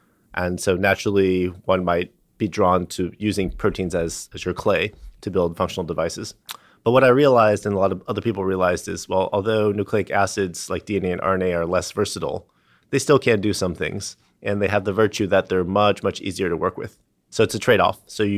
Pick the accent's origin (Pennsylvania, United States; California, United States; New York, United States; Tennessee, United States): California, United States; San Diego; I grew up in San Diego, and they helped me get in contact with a professor at UCSD, Bill Loomis.